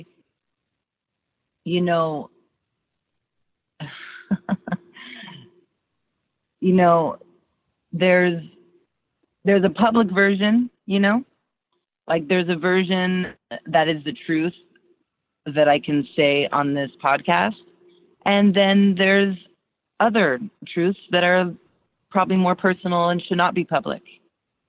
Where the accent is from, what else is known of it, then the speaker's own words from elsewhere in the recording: United States; also born or lived in Turkey; I was raised in America